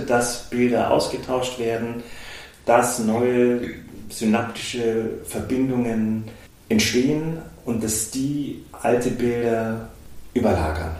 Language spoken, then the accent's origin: German; Augsburg, Bavaria, Germany; also born or lived in Munich; ich bin gebürtiger Augsburger